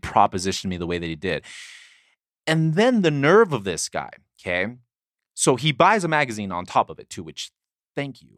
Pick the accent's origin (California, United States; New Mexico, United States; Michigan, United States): California, United States; La Mesa; moved away; also born or lived in Provo, Utah; San Diego, my hometown